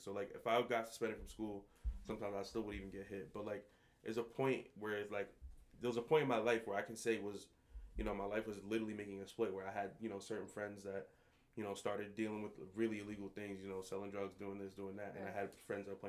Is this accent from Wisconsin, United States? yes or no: no; Paterson, New Jersey, United States; also born or lived in Montclair, New Jersey / Jamaica (ancestry); When I was younger, I grew up in Patterson